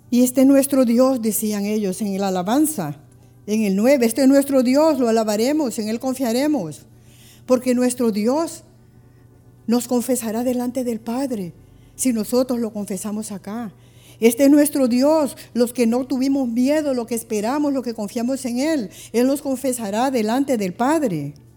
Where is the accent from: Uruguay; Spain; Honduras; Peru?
Honduras; si nosotros estamos en otro país y miramos la bandera de Honduras